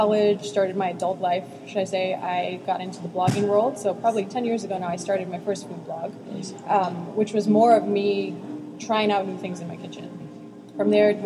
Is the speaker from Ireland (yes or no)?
no; South Africa; now in Chicago, United States; I'm originally from South Africa, and I have been enjoying my family's food, you know, since I was a baby